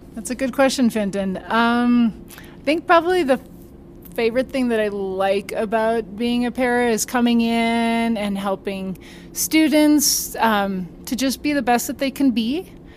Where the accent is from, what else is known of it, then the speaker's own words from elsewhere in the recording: Minnesota, United States; moved away as an adult; also born or lived in Augustana University / Watertown; now in Colorado, United States; I'm from Minnesota